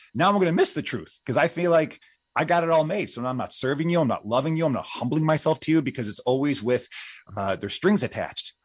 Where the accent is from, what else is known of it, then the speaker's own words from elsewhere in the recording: United States; as a Westerner, at least as an American